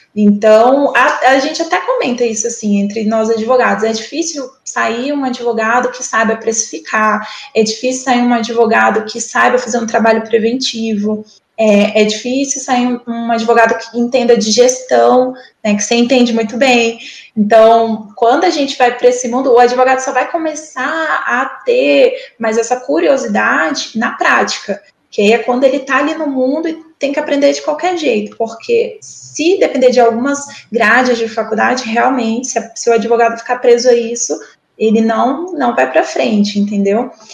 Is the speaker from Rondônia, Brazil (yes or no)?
yes; Porto Velho, Rondônia, Brazil; moved away as an adult; voltar para minha terra, né? Igual minhoca, voltar para minha terra, estar tá aqui com a família